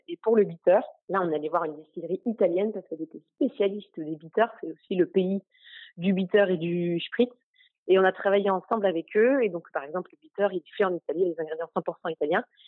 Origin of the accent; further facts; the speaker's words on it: Normandy, France; on est normand